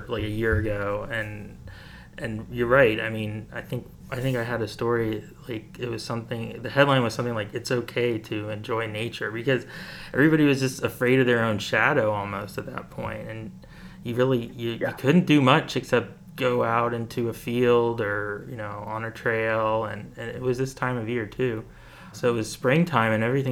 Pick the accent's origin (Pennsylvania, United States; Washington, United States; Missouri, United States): Pennsylvania, United States; Bethlehem; growing up in Bethlehem